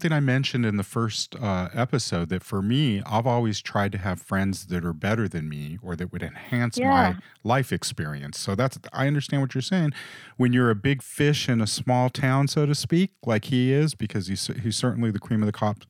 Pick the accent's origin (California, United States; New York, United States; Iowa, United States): California, United States; Los Angeles; I mentioned that we grew up in the big city. We grew up in Hollywood when we were kids.